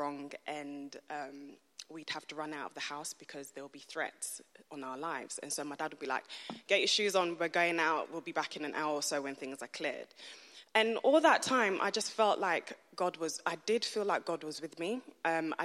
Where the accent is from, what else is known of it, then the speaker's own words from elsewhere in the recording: London, United Kingdom; moved away; I was born and raised in East London